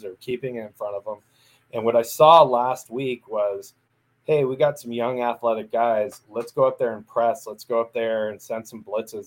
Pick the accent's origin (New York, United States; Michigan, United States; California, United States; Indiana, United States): California, United States; Central Coast of; I grew up on the Central Coast of California, so I grew up around more Niner fans than I did Rams fans